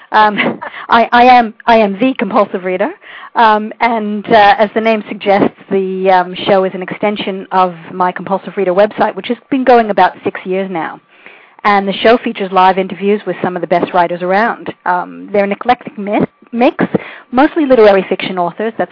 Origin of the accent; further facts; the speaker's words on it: New York, United States; also born or lived in United Kingdom; now in Australia; That's right, and and I, you know, I, I tend to define myself as a New Yorker still, even though I've been here for 18 years and lived in the UK for for about um, four.